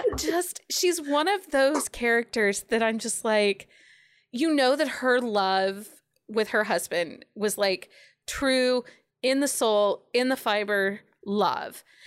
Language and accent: English; Philadelphia, Pennsylvania, United States; now in Ohio, United States; I was born in Philly